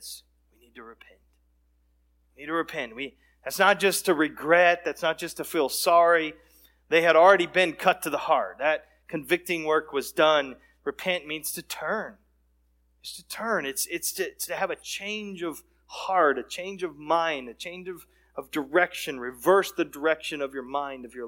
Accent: Texas, United States; we had a lot of friends and exposure to folks that were in that background growing up in Texas.

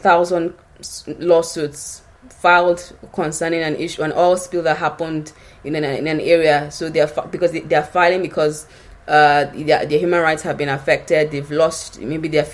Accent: Nigeria; I come from Nigeria

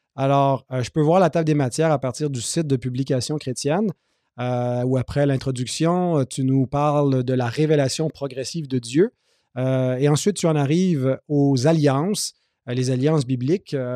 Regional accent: Quebec, Canada; j'ai grandi dans l'Église évangélique au Québec

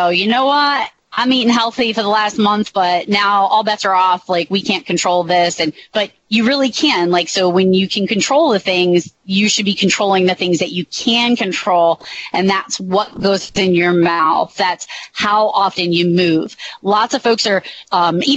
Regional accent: Massachusetts, United States; I'm from Massachusetts

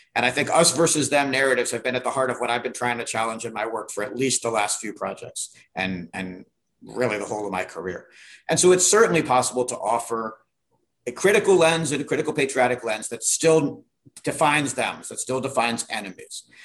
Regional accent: Virginia, United States; I grew up in Virginia

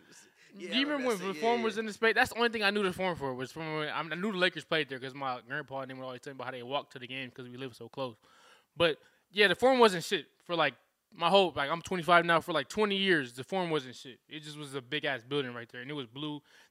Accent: Inglewood, California, United States; They are ruining my hometown city, Inglewood, which is already in shambles.

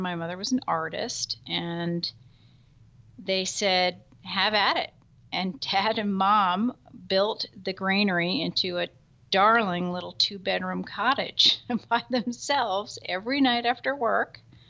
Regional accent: Bernardsville, New Jersey, United States; I actually grew up on this farm. I was born in 1955. And my grandparents bought this farm, which was then a 300-acre estate, in 1940.

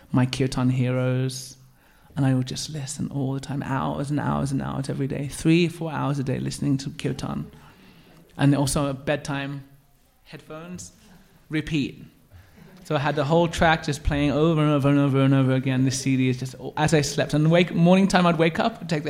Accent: Birmingham, West Midlands, United Kingdom; growing up in Birmingham, and especially in a bit of a rough area

